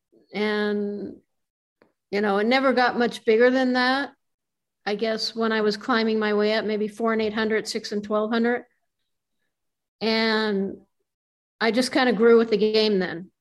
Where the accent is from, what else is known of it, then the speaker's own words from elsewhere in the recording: Reno, Nevada, United States; moved away as an adult; also born or lived in Los Angeles; I grew up in Reno and I moved